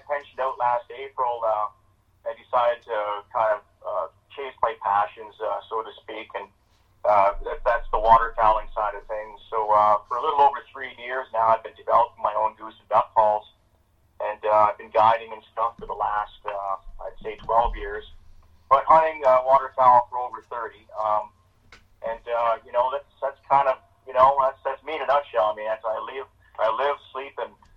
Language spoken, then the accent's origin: English; Sturgeon Falls, Ontario, Canada; My hometown is, I'm actually from Sturgeon Falls, Ontario.